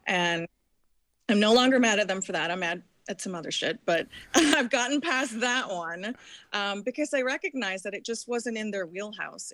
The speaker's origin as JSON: {"language": "English", "region": "New Jersey", "country": "United States", "tie": "born or raised there", "moved": "yes", "said": "I was born in Jersey"}